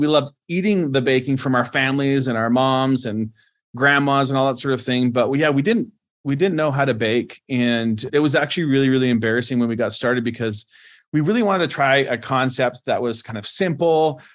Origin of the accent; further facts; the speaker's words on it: Canada; moved away as an adult; now in United States; I was born and raised in Canada